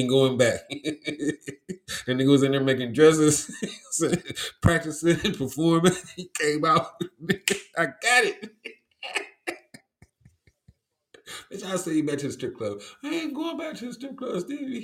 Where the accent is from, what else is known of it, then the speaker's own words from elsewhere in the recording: Cleveland, Ohio, United States; I'm from Cleveland. I didn't grow up around, like, Africans